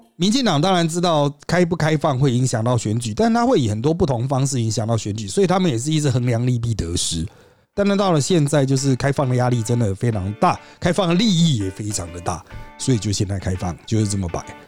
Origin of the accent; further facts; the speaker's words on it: Taiwan; 我们台湾人